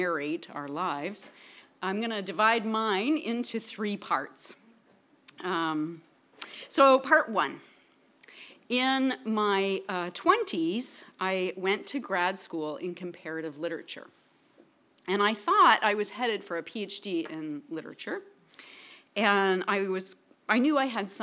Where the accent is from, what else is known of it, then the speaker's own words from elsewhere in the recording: Princeton, New Jersey, United States; also born or lived in Paris; My dad taught here at PTS before me, so I grew up here in Princeton, kind of on the campus.